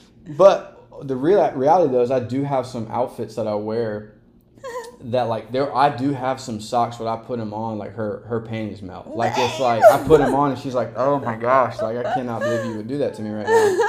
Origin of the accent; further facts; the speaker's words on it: the South, United States; My best friend Brandon, who's on TikTok the other day, we grew up together in the South.